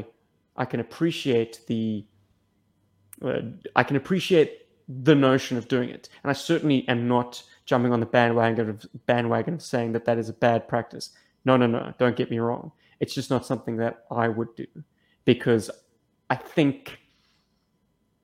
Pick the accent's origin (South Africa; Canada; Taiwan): South Africa; I was born in Africa